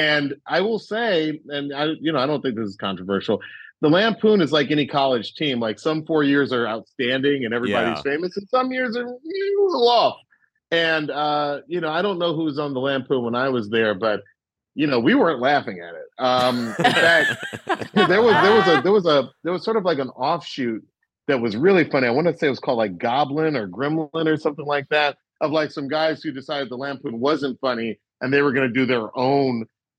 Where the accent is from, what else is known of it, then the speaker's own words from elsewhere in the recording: Atlanta, Georgia, United States; moved away as an adult; also born or lived in Cambridge, Massachusetts; I was coming from Atlanta, where Atlanta was so black when I was growing up